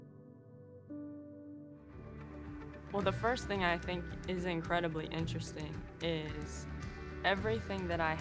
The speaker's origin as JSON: {"language": "English", "region": "Kansas", "country": "United States", "also_born_or_lived": "Auburn, Alabama", "moved": "as an adult", "lives_now": "Pensacola, United States", "said": "I am originally from Kansas"}